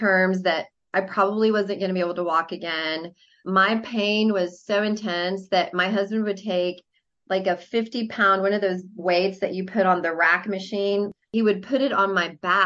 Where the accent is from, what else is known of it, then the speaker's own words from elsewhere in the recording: Mexico City, Mexico; moved away; because I'm from Mexico City.